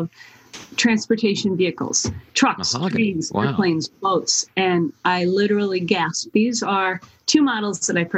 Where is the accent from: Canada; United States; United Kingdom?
United States; New York City, New York; also born or lived in Cleveland; now in Las Vegas, United States; I grew up in New York City